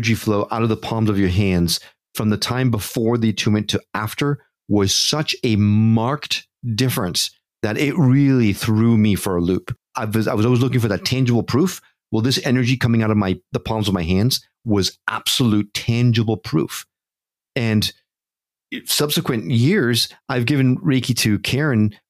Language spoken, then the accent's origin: English; New York, United States; also born or lived in Connecticut; I grew up in New York and Connecticut